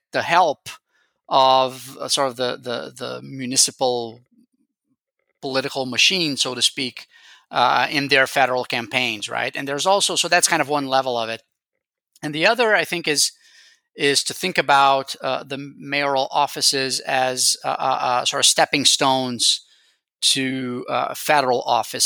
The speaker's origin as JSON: {"language": "English", "region": "Rio de Janeiro", "country": "Brazil", "said": "I am from Rio myself"}